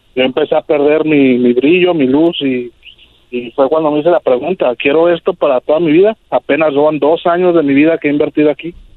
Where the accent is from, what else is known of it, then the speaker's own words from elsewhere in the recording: Mexico City, Mexico; also born or lived in California; now in Tijuana, Mexico; yo crecí en la Ciudad de México, me vine a California, de California me mudé a Tijuana